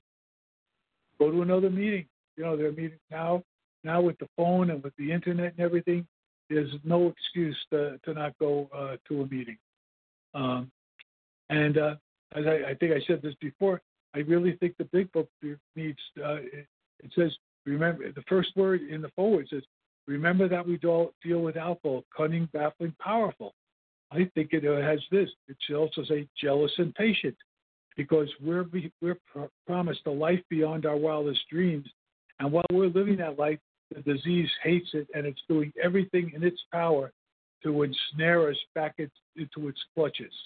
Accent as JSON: {"language": "English", "town": "New York City", "region": "New York", "country": "United States", "tie": "born or raised there", "said": "I grew up in Brooklyn."}